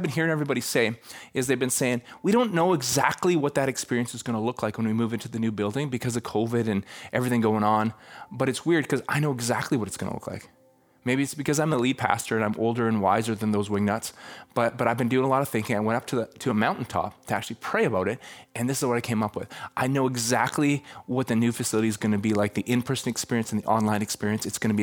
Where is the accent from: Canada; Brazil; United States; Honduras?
Canada; I'm from Canada